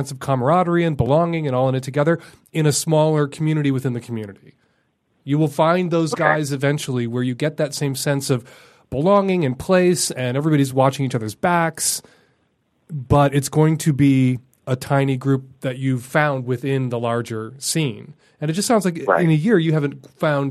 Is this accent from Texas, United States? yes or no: no; Chicago, Illinois, United States; Chicago. It's my hometown.